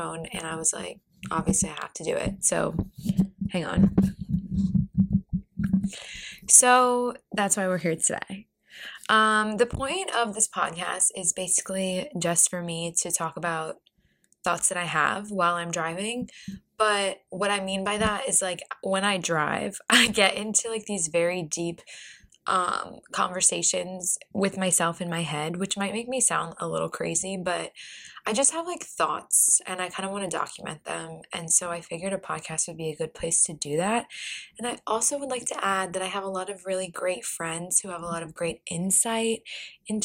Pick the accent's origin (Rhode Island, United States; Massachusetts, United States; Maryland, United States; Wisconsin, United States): Maryland, United States; Baltimore; now in Arlington, United States; I'm originally from Baltimore too